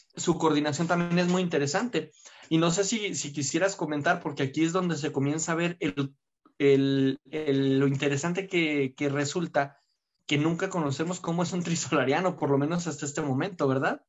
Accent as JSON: {"language": "Spanish", "country": "Mexico"}